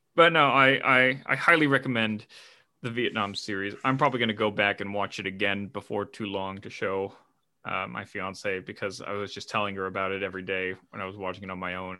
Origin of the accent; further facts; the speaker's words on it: United States; as an American